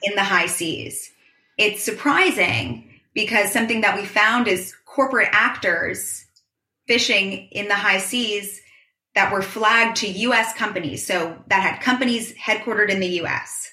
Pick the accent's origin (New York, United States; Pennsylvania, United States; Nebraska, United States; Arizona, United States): New York, United States; New York City; I am born and raised in New York, in New York City.